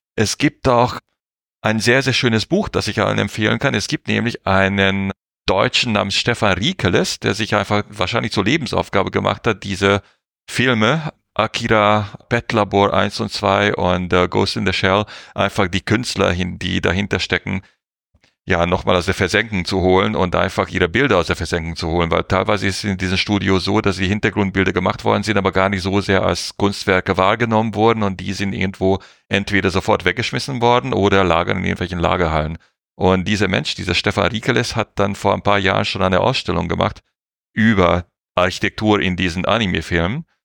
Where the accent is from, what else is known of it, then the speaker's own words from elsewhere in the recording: Hungary; Ungarn, wo ich herkomme